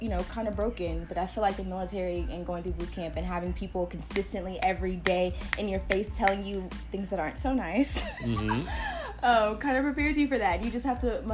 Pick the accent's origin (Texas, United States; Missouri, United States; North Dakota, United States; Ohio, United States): Texas, United States; Houston; moved away as an adult; now in California, United States; I'm originally from Texas.